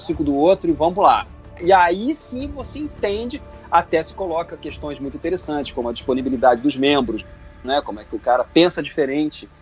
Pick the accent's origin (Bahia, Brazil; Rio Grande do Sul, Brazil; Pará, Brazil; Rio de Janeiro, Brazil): Rio de Janeiro, Brazil; Eu, como carioca emérito